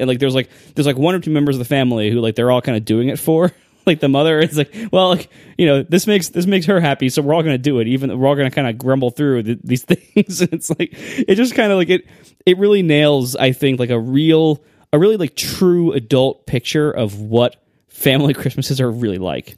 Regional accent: Ohio, United States; I'm from Ohio

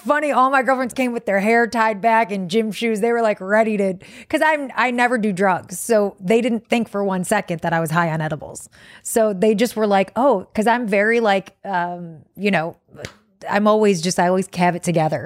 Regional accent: Detroit, Michigan, United States; I'm from Detroit

